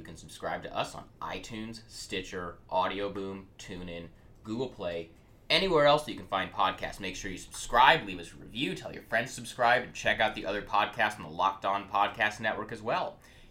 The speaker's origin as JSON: {"language": "English", "town": "Portland", "country": "United States", "said": "I am from Portland."}